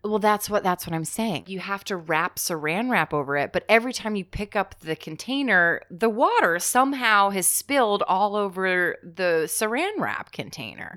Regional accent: New Jersey, United States; I'm from South Jersey

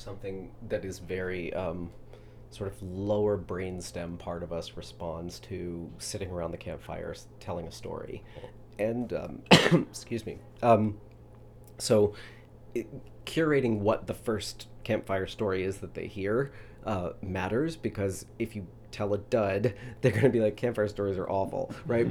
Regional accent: Louisville, Kentucky, United States; moved away; where I'm from is Louisville, Kentucky.

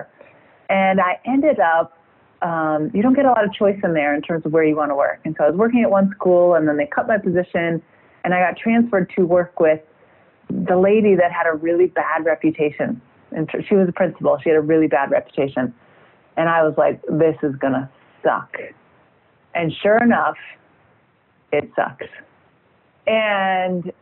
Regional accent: outside of Chicago, Illinois, United States; moved away as an adult; also born or lived in Boston / Seattle; now in France; I actually grew up outside of Chicago

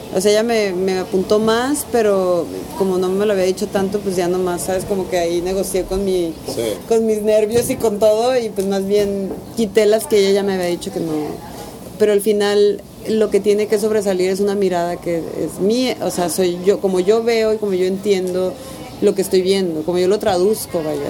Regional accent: Tijuana, Baja California, Mexico; yo crecí en Tijuana

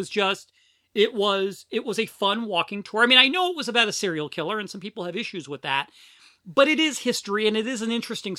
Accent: Philadelphia, Pennsylvania, United States; I'm from Philadelphia.

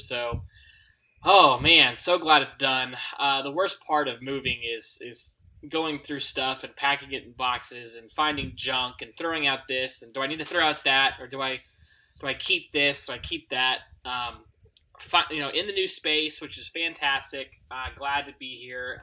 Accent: United States; I'm an American

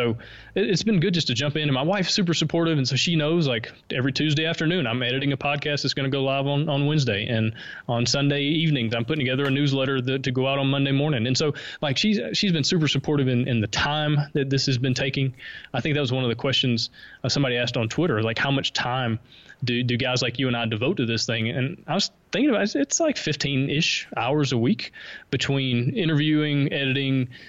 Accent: the South, United States; accent: Southern; I think my Southern accent helps me stick out just a little bit.

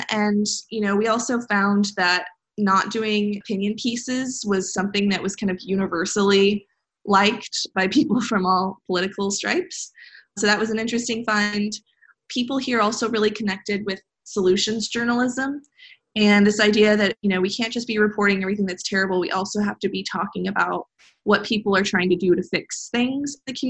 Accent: Midwest, United States; I care about the Midwest. I'm from the Midwest.

